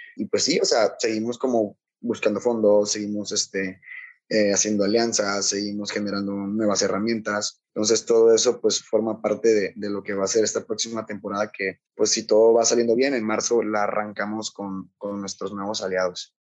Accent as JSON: {"language": "Spanish", "town": "Tonalá", "region": "Chiapas", "country": "Mexico", "tie": "born or raised there", "said": "soy originario de, México, específicamente pues yo nací en Tonalá, en Tonalá, Chiapas"}